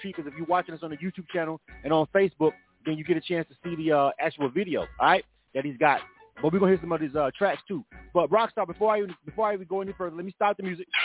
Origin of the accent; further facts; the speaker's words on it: the South, United States; I'm from the South.